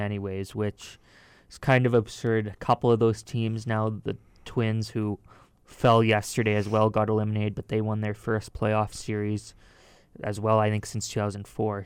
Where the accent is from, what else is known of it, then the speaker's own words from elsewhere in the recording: Canada; we are Canadian